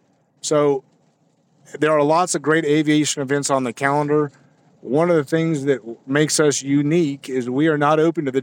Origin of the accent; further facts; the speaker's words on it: Greenville, South Carolina, United States; I grew up in Greenville. This is my place.